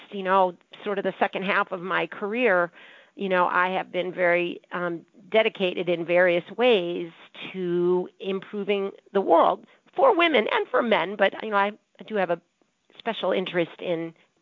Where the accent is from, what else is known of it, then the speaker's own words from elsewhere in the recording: Boston, Massachusetts, United States; I was born in Boston